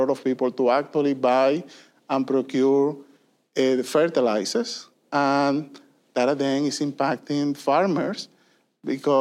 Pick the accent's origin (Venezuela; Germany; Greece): Venezuela; moved away as an adult; also born or lived in Puerto Rico; I was born and raised in Venezuela